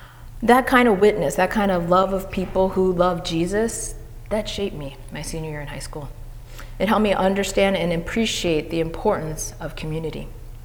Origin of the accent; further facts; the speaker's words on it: Madison, New Jersey, United States; I was born in Jersey City, and I went to PS 11, Martin Luther King Jr. School. And in second grade, I moved to Madison, New Jersey.